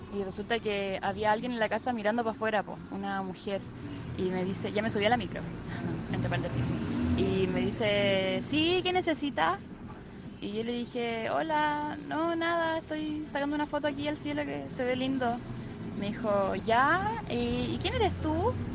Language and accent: Spanish; Iquique, Tarapacá, Chile; yo soy de Iquique